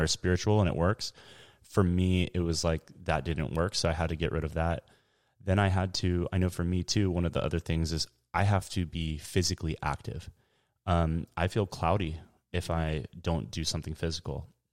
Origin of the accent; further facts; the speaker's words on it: San Diego, California, United States; I'm from San Diego, born and raised.